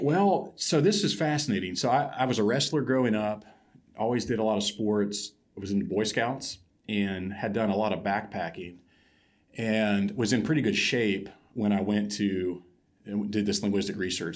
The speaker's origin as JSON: {"language": "English", "region": "Ohio", "country": "United States", "tie": "born or raised there", "also_born_or_lived": "Kuala Lumpur, Malaysia", "moved": "as an adult", "said": "I grew up in Ohio, in a small town"}